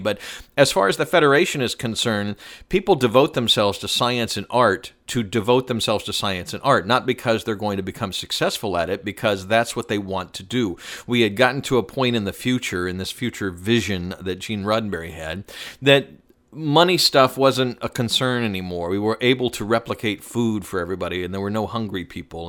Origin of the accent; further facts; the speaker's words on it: Atlanta, Georgia, United States; I grew up in Atlanta.